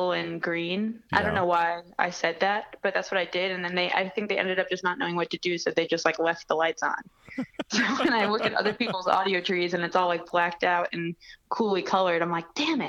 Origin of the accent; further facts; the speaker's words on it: Connecticut, United States; also born or lived in New York City, New York; my parents moved to Connecticut, just outside the city. And that's where I grew up